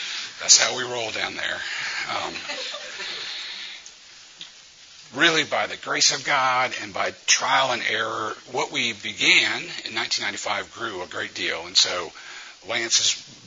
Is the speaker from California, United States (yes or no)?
no; Louisiana, United States; moved away as an adult; now in Memphis, United States; I'm from Louisiana originally. I've been living in Memphis for 30 years.